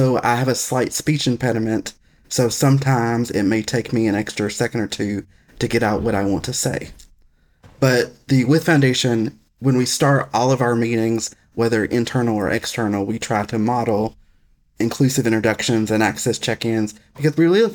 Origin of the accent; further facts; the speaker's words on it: Alabama, United States; accent: Southern; also born or lived in Tennessee; That accent you hear is because I grew up in Alabama, and I'm Southern